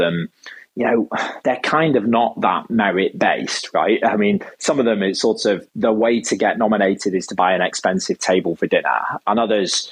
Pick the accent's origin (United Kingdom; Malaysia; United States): United Kingdom